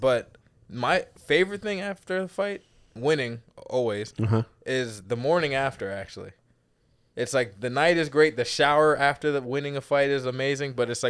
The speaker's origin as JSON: {"language": "English", "town": "Baltimore", "region": "Maryland", "country": "United States", "also_born_or_lived": "Virginia / Milwaukee", "lives_now": "Orlando, United States", "said": "I'm originally from Baltimore, Maryland, but then moved a lot and then started fighting in Virginia. And then I moved to Milwaukee 2015 to train at Rufus Sport."}